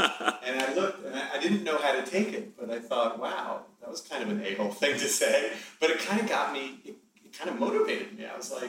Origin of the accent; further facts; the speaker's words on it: New York City, New York, United States; So I grew up in Manhattan, and I went to private school, an all-boys private school in Manhattan called Browning.